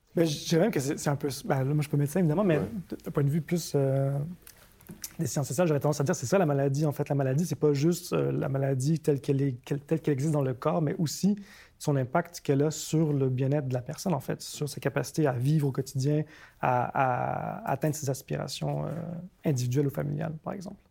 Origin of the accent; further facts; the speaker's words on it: Montreal, Quebec, Canada; also born or lived in Tokyo, Japan; je suis né à Tokyo, j'ai grandi à Montréal